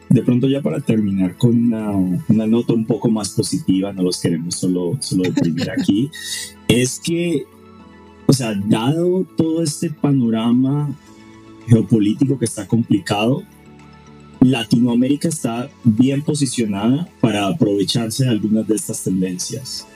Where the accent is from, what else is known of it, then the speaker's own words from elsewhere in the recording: Colombia; yo siendo latinoamericano y colombiano